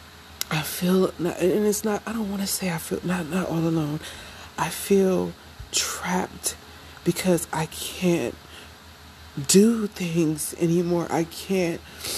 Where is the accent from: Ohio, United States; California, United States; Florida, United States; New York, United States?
Ohio, United States; moved away; I'm originally from Ohio